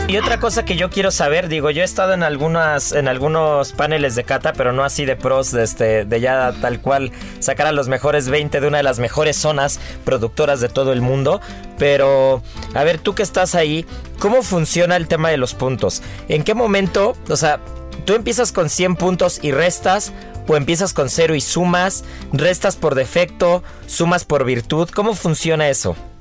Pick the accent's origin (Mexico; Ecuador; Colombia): Mexico; somos los mexicanos